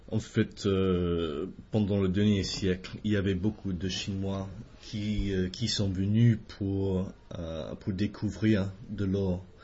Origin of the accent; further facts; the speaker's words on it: Australia; French is a second language; nous avons ici euh, en Australie